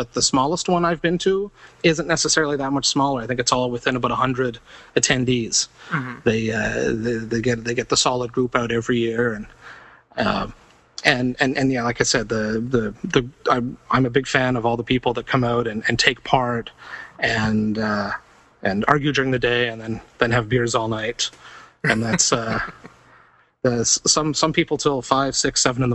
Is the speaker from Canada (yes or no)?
yes; Toronto, Ontario, Canada; I'm from Toronto. I'm in Los Angeles.